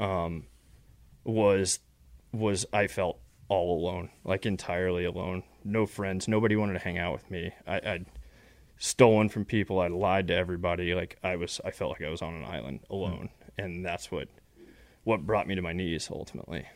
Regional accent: West Texas, United States; I grew up in West Texas, um, middle class, upper middle class family

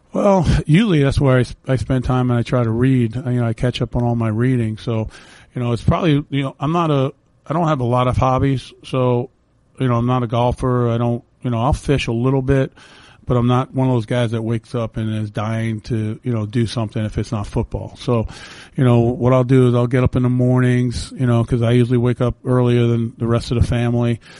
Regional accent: New York City, New York, United States; moved away; where I grew up in the Bronx where the houses were connected.

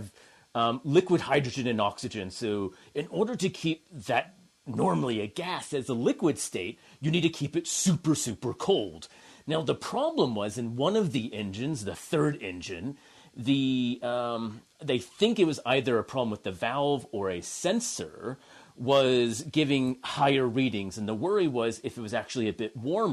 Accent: California, United States; accent: American; moved away as an adult; also born or lived in Notre Dame, Indiana; now in Canberra, Australia; I am originally from the U.S. I grew up in California

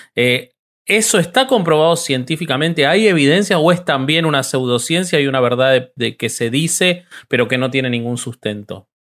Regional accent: Argentina; yo amo mi país

